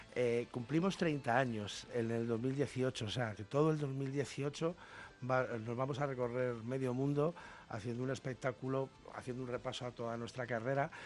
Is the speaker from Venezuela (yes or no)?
no; Spain; nosotros los españoles